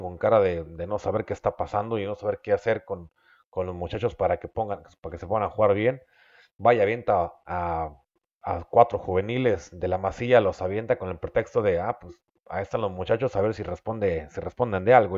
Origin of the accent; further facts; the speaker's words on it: Mexico; also born or lived in Mexicali, Baja California; los que somos mexicanos